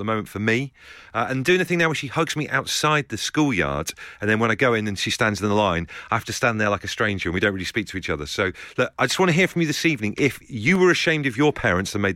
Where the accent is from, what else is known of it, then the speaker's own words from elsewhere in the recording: Torquay, South West England, United Kingdom; moved away; I grew up with him in Torquay, down in Devon back in the day.